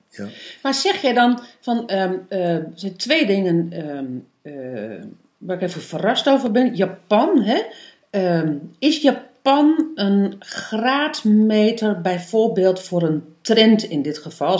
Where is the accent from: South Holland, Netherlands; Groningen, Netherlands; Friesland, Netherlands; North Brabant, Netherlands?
Groningen, Netherlands; East; moved away; also born or lived in Amsterdam; ik kom van origine uit Oost-Groningen.